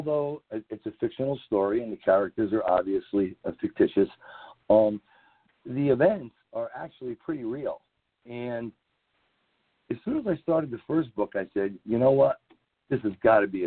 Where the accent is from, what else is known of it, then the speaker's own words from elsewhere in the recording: New England, United States; I'm from New England